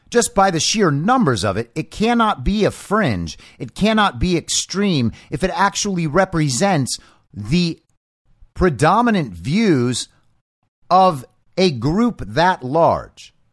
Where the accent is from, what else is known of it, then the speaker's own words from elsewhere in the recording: Southern California, United States; moved away; also born or lived in Los Angeles; I'm from Southern California